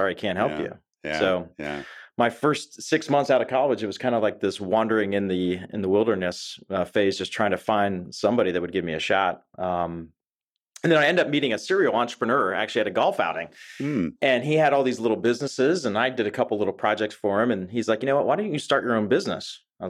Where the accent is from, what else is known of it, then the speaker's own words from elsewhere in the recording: Pittsburgh, Pennsylvania, United States; So I grew up in Pittsburgh, Pennsylvania.